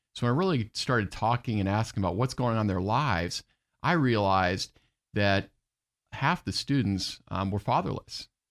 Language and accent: English; Orlando, Florida, United States; I grew up in Orlando